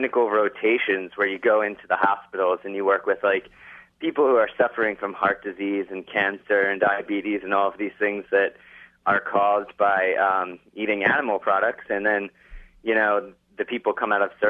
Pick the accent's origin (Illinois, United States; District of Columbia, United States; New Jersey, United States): New Jersey, United States; also born or lived in Northampton, Massachusetts; now in Philadelphia, United States